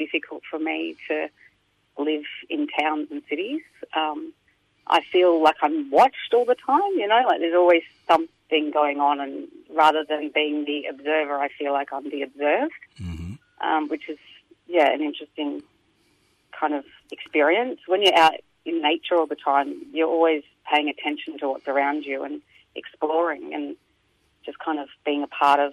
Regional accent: Albury, New South Wales, Australia; I grew up on a property outside of half an hour away from Albury, outside of a small town.

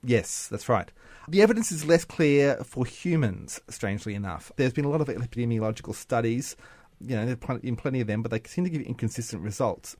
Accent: Bundaberg, Queensland, Australia; I am from Bundaberg

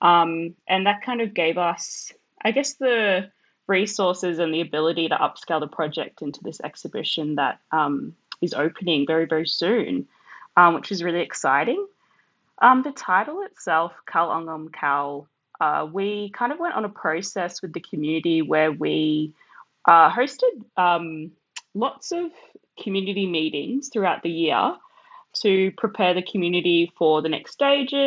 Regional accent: Australia; I'm an Australian-born Fijian artist and community worker

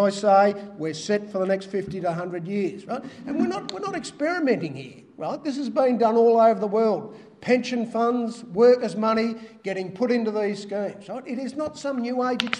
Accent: Geelong, Victoria, Australia; I grew up in Geelong

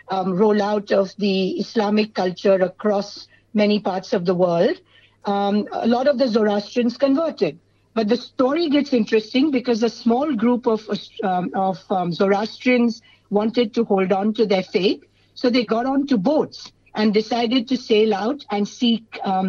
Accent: Mumbai, Maharashtra, India; now in Australia; I'm from India, as you introduced me, from Mumbai

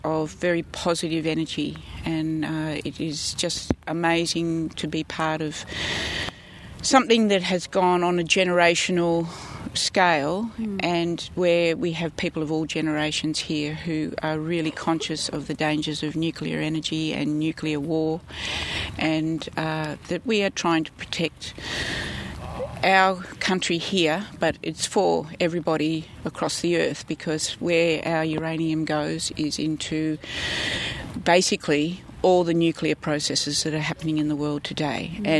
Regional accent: Nimbin, New South Wales, Australia; I came from Nimbin originally via the Franklin to Roxby in 1983

